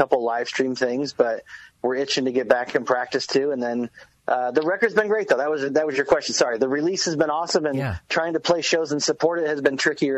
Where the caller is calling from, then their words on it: Enumclaw, Washington, United States; I'm out in Enumclaw.